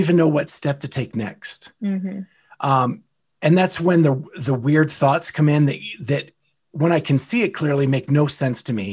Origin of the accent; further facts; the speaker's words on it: Western Pennsylvania, United States; I grew up in Western Pennsylvania